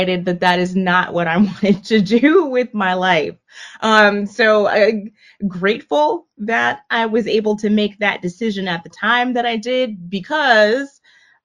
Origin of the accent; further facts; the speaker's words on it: Miami, Florida, United States; moved away as an adult; also born or lived in Washington, District of Columbia, United States / Madrid / New Orleans; now in Atlanta, United States; I'm from Miami, Florida. Grew up down there.